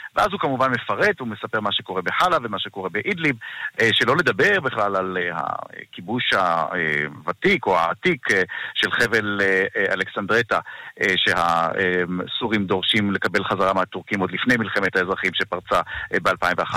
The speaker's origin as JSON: {"language": "Hebrew", "country": "Israel", "said": "לנו כישראלים"}